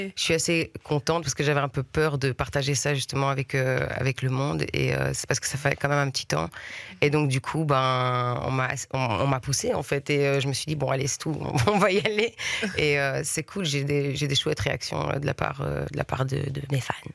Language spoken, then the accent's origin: French; Brussels, Brussels-Capital Region, Belgium; first language French; j'ai grandi à Bruxelles